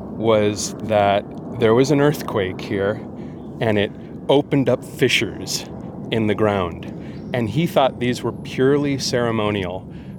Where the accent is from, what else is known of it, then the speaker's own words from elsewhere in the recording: Berkeley, California, United States; When I was growing up in Berkeley here